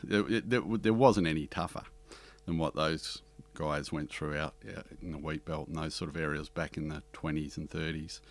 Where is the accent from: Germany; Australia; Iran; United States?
Australia; Harvey, Western Australia; the town where we grew up in Western Australia, Harvey